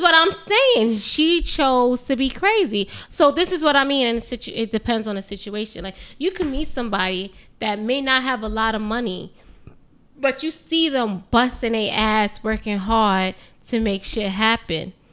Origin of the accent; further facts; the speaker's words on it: New York City, New York, United States; I'm from New York, born and raised in New York